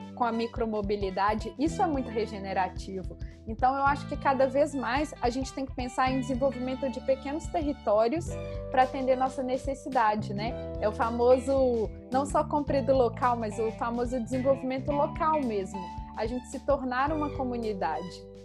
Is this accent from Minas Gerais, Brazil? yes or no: yes; Belo Horizonte, Minas Gerais, Brazil; now in Rio de Janeiro, Brazil; eu sou de Belo Horizonte, apesar de, de morar no Rio.